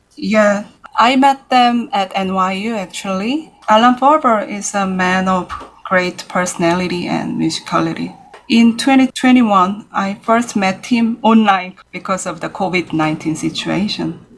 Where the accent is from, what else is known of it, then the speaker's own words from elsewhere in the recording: Seoul, South Korea; moved away as an adult; now in New York City, United States; I was born in Seoul, yes, in 1983